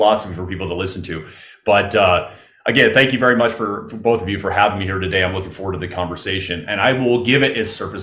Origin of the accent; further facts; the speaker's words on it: Southern California, United States; I grew up in Southern California, a very athletic household